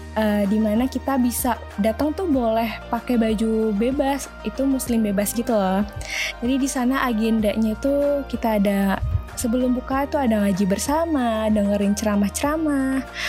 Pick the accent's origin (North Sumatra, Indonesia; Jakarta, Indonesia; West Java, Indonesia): Jakarta, Indonesia; gue orang Jakarta